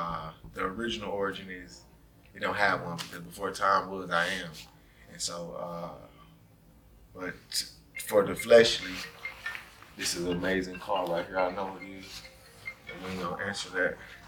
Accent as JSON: {"language": "English", "region": "Georgia", "country": "United States", "moved": "yes", "lives_now": "Milwaukee, United States", "said": "You know, I moved to Milwaukee from Georgia. Nobody could understand what I was saying when I first got here."}